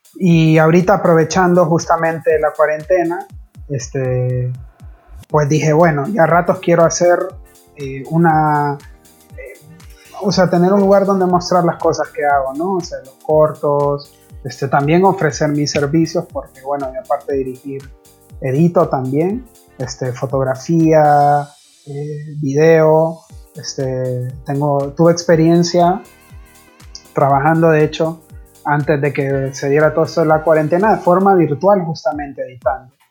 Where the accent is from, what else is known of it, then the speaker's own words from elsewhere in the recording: Honduras; now in Buenos Aires, Argentina; soy de Honduras